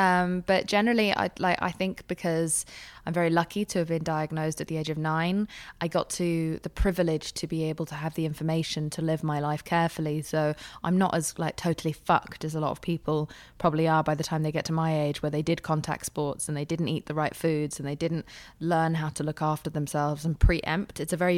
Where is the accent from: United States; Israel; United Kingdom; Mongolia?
United Kingdom; England; also born or lived in Spain / Pakistan; I grew up in England. I temporarily moved to Spain when we ran out of money, and then when we ran out of even more money, we moved to Paki